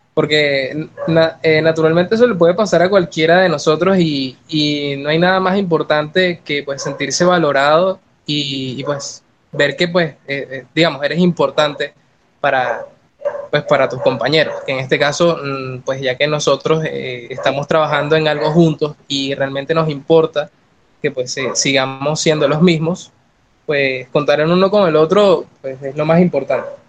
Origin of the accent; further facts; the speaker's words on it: Caracas, Capital District, Venezuela; moved away; soy venezolano, vengo de Caracas, ciudad de los caramelos también.